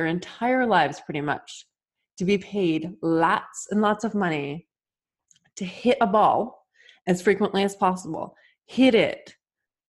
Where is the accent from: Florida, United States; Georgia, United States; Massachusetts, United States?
Massachusetts, United States; I was born and raised in Massachusetts